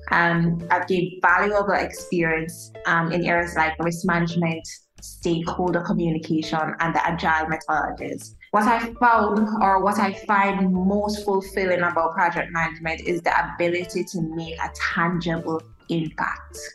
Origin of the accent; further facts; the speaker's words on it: Jamaica; I'm a Jamaican as a Jamaican